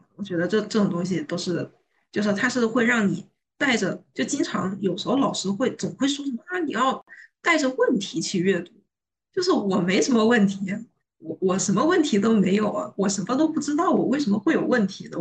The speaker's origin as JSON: {"language": "Chinese", "country": "China", "said": "我作为一个中国人"}